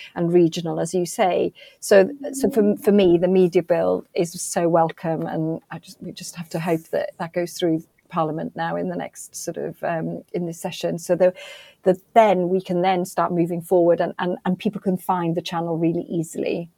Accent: Wales, United Kingdom; being really, really pr- proud of being Welsh

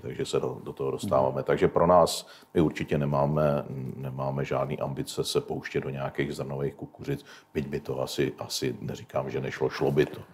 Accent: Vysočina Region, Czechia; nás na Vysočině

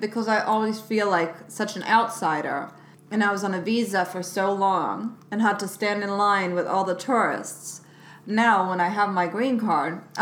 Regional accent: Sweden; now in United States

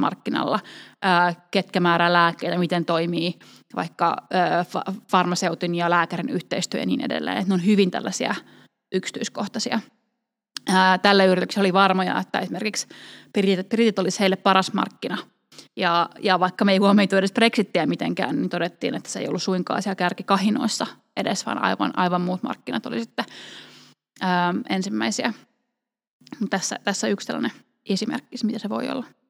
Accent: Finland; moved away as an adult; also born or lived in United Kingdom; Briteissä asuessa niin joudun aika usein selittämään, että missä, mistä olen kotoisin, kun sanon, että mä olen Suomesta

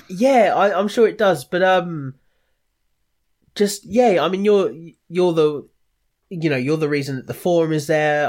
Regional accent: Watford, East of England, United Kingdom; now in Ramsgate, United Kingdom; I'm from Watford

